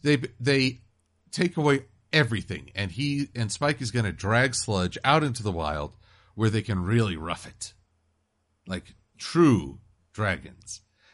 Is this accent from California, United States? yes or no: no; Connecticut, United States; Wait, you made me the Black Ranger because I have African origins? I'm from Connecticut.